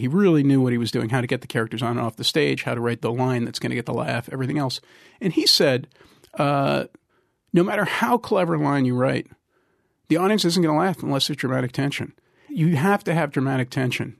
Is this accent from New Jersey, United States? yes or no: yes; Trenton, New Jersey, United States; I'm from Trenton